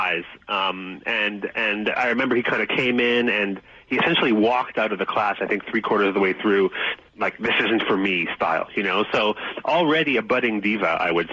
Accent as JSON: {"language": "English", "town": "Toronto", "region": "Ontario", "country": "Canada", "tie": "born or raised there", "also_born_or_lived": "Montreal, Canada / Calgary, Canada", "said": "we were in Toronto by then. I was born in Montreal, but I also left for Calgary"}